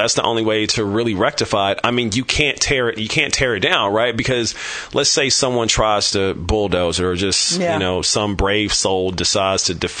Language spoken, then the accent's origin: English; Kansas City, Missouri, United States; now in San Francisco, United States; growing up in Kansas City, Missouri